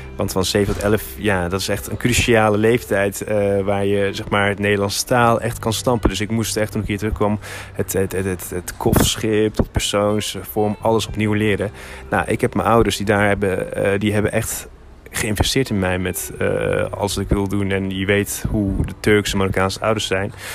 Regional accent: Hilversum, North Holland, Netherlands; also born or lived in Turkey; ik ben hier geboren in Hilversum. Eh, van mijn zevende tot mijn elfde jaar ben ik naar Turkije gegaan.

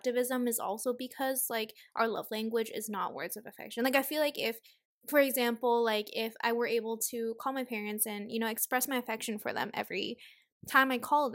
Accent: Hong Kong; now in United States; we grew up more so in Hong Kong

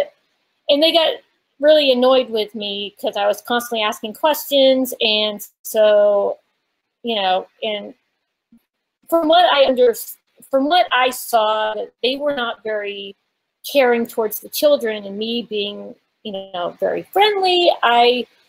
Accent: Connecticut, United States; also born or lived in Massachusetts / Virginia; now in Huntsville, United States; I was born and raised in New England, born in Massachusetts, grew up in Connecticut, and now I live in the deep south of Alabama

